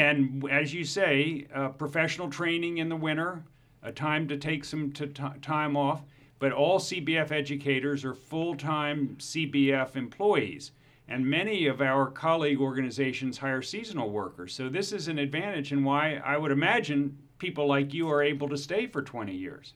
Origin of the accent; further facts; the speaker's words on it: Baltimore, Maryland, United States; the famous Baltimore Polytechnic Institute from my hometown in Baltimore